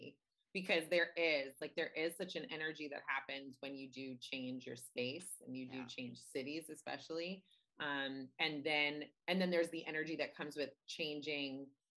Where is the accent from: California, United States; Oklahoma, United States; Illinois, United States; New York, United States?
New York, United States; also born or lived in New Orleans, Louisiana, United States; lived in New York, except I was born in New Orleans, but I've always lived in New York as an adult.